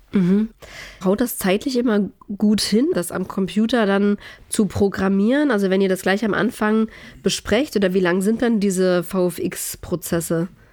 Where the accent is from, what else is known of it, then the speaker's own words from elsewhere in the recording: East Germany, Germany; das Land, wo ich aufgewachsen bin